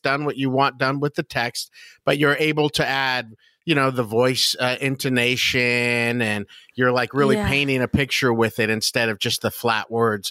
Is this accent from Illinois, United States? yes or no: no; West Covina, California, United States; now in Los Angeles, United States; I'm from West Covina, which is a suburb of Los Angeles.